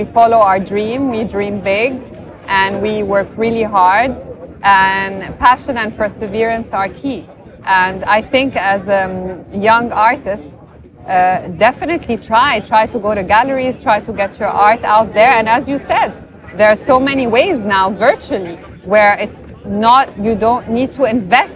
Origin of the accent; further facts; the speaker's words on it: Alexandria Governorate, Egypt; I was born and raised in Alexandria.